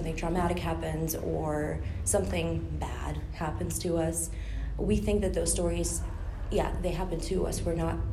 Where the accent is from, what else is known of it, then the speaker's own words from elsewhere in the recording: Ukraine; moved away as an adult; also born or lived in Spain / Netherlands; now in The Hague, Netherlands; I'm originally from Ukraine. I studied in Spain and in the Netherlands, and now I work as a queer-friendly psychologist in The Hague.